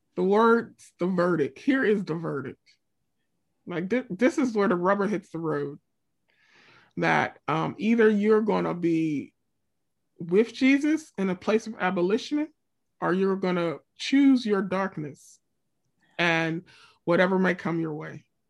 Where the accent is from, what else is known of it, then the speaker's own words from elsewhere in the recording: Pennsylvania, United States; I'm from Pennsylvania. I'm Pennsylvania through and through